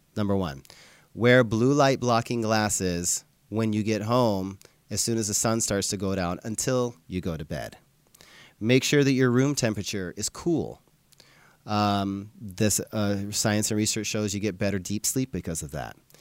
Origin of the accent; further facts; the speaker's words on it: Livingston, Montana, United States; I grew up in Montana, so I would ride my bike all over town in Livingston, Montana